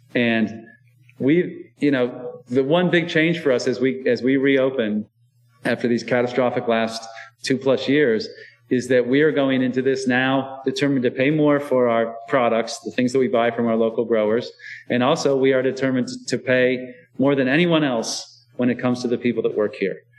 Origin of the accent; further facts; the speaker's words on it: Iowa, United States; now in Baltimore, United States; I was born in Iowa